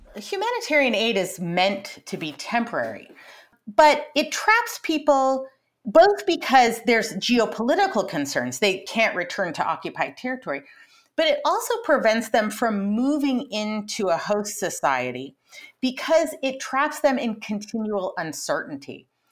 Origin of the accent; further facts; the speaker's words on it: Colorado and Montana, Rocky Mountain West, United States; I grew up in Colorado and in Montana, out in the Rocky Mountain West